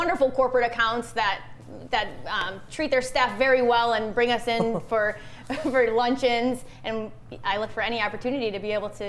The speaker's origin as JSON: {"language": "English", "region": "Michigan", "country": "United States", "also_born_or_lived": "Savannah", "said": "Allison's originally from California, I'm from Michigan, and she wanted to move here permanently. So right before COVID hit, we both moved back to Michigan with hotel jobs in January of 2020"}